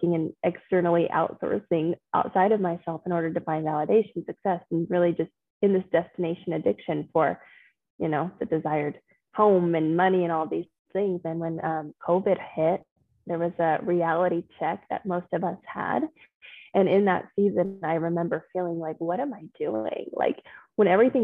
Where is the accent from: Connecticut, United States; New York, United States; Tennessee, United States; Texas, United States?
Texas, United States; Austin; moved away as an adult; also born or lived in Denver; I grew up in Austin, Texas